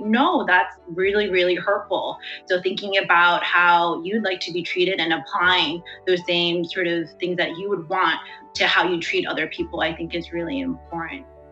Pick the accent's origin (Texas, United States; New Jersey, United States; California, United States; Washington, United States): California, United States; Davis; I'm actually from Davis, California, you know, and this is my home, and I'm American just like you.